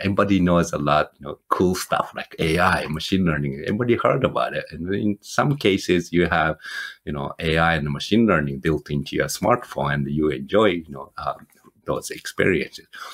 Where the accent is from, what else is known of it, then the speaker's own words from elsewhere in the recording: Japan; moved away as an adult; also born or lived in Michigan; now in United States; I'm originally from Japan and moved to the United States, you know, 20 some years ago.